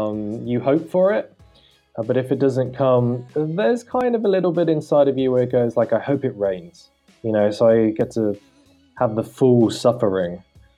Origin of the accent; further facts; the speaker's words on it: United Kingdom; now in Berlin, Germany; I'm British